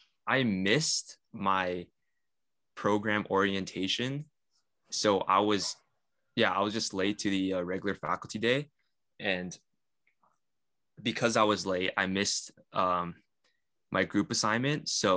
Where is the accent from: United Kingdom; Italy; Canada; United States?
Canada; Aurora, Ontario; being brought up in a predominantly Caucasian area, like I was brought up in Aurora.